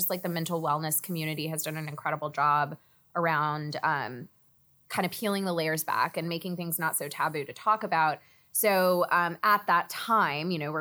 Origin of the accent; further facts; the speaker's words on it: Texas, United States; now in New York, United States; I grew up in Texas